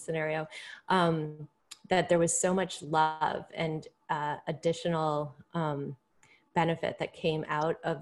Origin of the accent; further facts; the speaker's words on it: right outside of Hartford, Connecticut, United States; I grew up right outside of Hartford